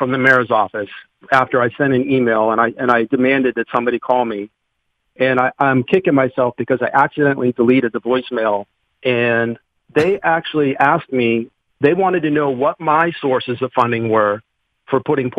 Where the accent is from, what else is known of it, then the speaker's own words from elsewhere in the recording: Boston, Massachusetts, United States; now in Pittsburgh, United States; I've been in Pittsburgh 20 years. I moved here from Boston, and it's a beautiful city.